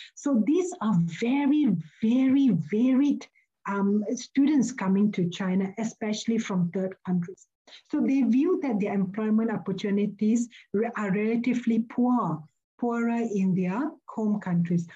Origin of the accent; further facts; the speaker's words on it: Malaysia; moved away as an adult; now in Melbourne, Australia; I am a Malaysian. I'm an international academic residing and working in, in Melbourne, Australia.